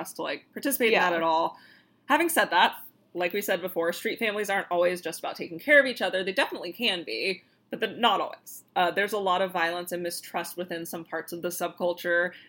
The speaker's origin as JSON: {"language": "English", "region": "Florida", "country": "United States", "said": "we're from Florida"}